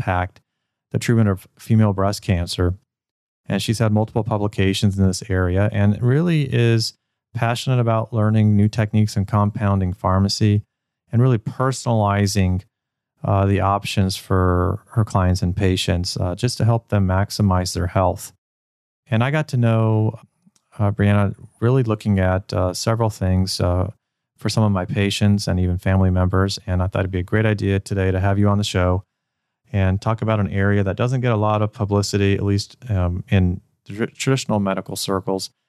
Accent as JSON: {"language": "English", "town": "Cincinnati", "region": "Ohio", "country": "United States", "said": "I'm from Cincinnati"}